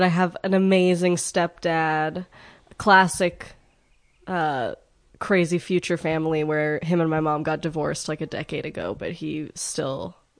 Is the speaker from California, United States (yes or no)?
yes; Redondo Beach, California, United States; I grew up in Redondo Beach, California.